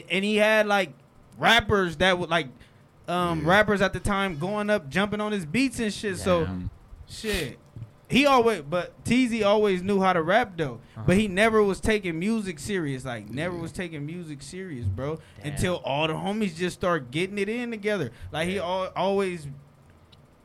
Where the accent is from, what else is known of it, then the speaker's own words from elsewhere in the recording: Compton, California, United States; I'm from Compton